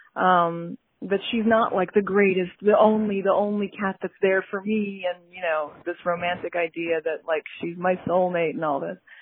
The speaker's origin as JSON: {"language": "English", "region": "New York", "country": "United States", "said": "I'm a New Yorker"}